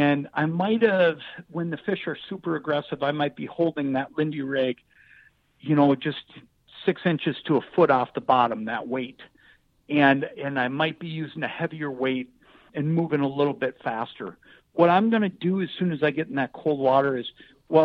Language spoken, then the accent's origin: English; Anoka, Minnesota, United States; born or raised there